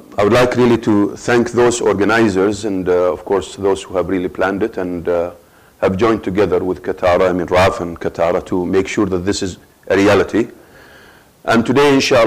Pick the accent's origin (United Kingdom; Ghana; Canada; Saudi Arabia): Saudi Arabia; Dammam, Eastern Province; also born or lived in Muharraq, Bahrain; we came back to Saudi Arabia, my hometown, which is Dammam